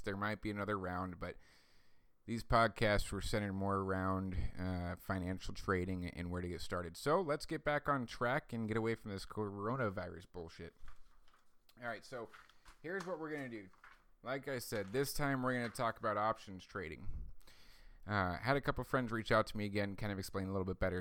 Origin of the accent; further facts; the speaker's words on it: United States; as American citizens